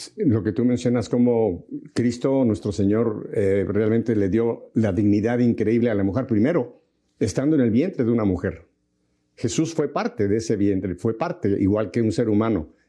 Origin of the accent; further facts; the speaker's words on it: Mexico; yo soy mexicano